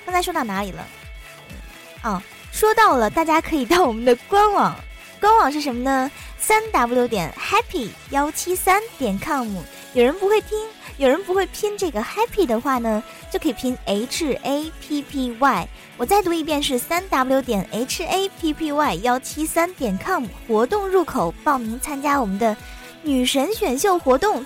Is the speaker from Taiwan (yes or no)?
no; China; 身为中国人